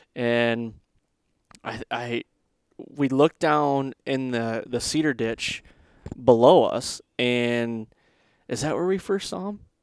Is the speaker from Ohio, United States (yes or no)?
no; Michigan, United States; growing up in Michigan